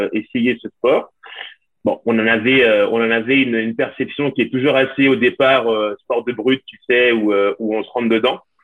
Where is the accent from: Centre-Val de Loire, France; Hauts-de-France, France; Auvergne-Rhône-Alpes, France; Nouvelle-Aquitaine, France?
Auvergne-Rhône-Alpes, France; Lyon; je suis, français, je suis originaire de Lyon.